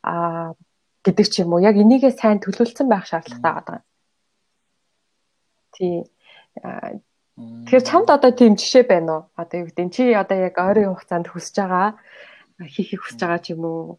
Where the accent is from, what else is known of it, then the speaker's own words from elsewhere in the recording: Mongolia; moved away as an adult; now in United Kingdom; Монголоос ирсэн оюутан